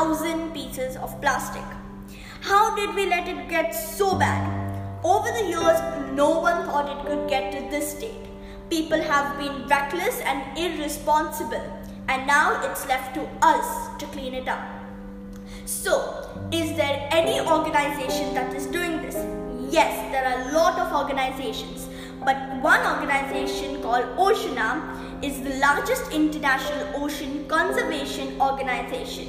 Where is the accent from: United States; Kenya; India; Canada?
India; now in Dubai, United Arab Emirates; I'm a student of Dubai Scholars and I'm an Indian